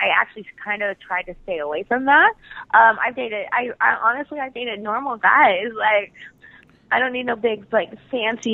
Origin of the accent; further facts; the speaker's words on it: Texas, United States; now in Oklahoma, United States; I'm originally from Texas, and I've been living in Oklahoma forever now